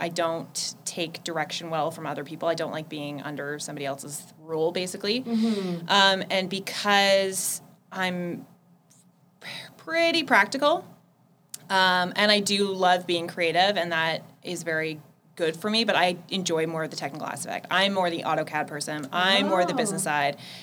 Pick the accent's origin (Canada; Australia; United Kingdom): Canada; Petrolia, Ontario; I was born in a little town called Petrolia, which is 20 minutes outside of Sarnia